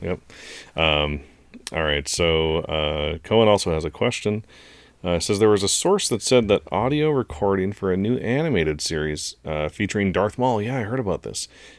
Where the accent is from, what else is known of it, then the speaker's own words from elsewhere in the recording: Chicago, Illinois, United States; Hint, I'm from Chicago, which is a pretty big hint.